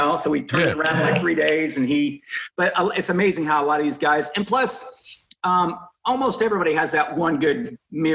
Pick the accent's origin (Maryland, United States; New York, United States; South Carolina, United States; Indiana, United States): Indiana, United States; moved away; my hometown museum up in Indiana